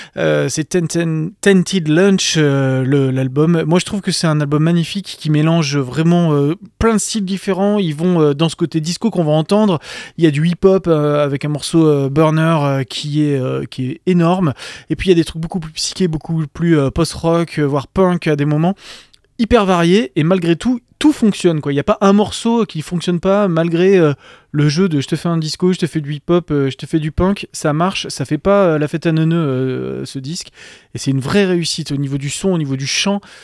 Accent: France; chez nous en France

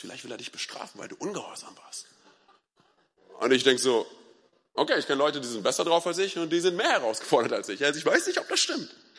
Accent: Berlin, Germany; ich komme ja aus Berlin

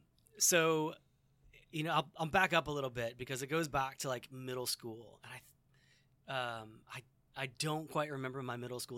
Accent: St. Charles, Illinois, United States; also born or lived in DeKalb, Illinois; I grew up in St. Charles and went to school here.

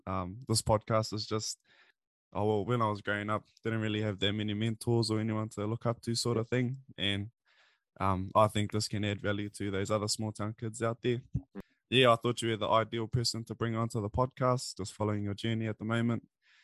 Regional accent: East Coast, New Zealand; that's where I'm from, East Coast.

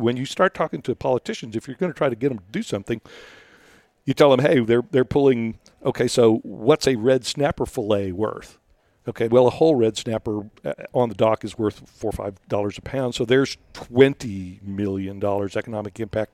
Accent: Rio Grande Valley, Texas, United States; I, I'm from the Rio Grande Valley

